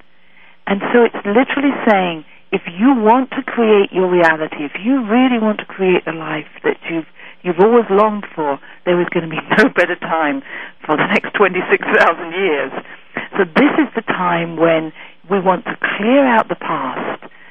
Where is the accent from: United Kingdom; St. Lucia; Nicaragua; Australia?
United Kingdom; England; moved away as an adult; now in San Francisco, United States; I am definitely from England, not for so long. I've only been over here for about 6 years now.